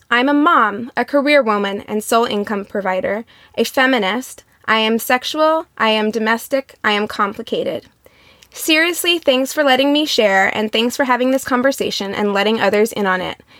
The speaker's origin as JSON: {"language": "English", "region": "Midwest", "country": "United States", "tie": "born or raised there", "lives_now": "Los Angeles, United States", "said": "I grew up in the Midwest, but I went to a very large public high school and was always around diversity. So much so that when I moved to LA in the Valley"}